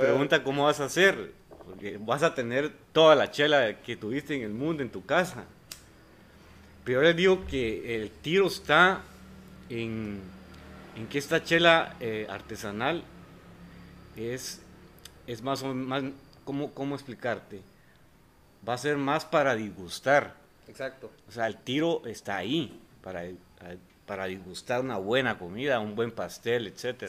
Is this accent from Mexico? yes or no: no; Guatemala; como chapines